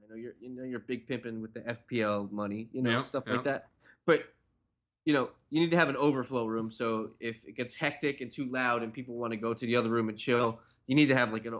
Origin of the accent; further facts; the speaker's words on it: New Jersey, United States; because I'm from Jersey.